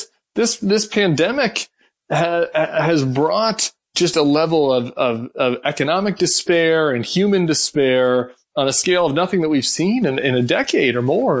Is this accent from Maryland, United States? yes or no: no; St. Louis, Missouri, United States; I grew up in St. Louis